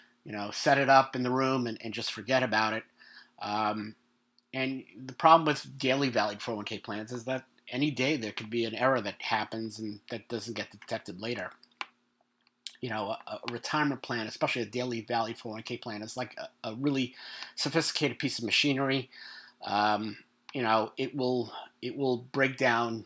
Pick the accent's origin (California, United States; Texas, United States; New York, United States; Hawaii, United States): New York, United States; I'm from New York. We are not laid back people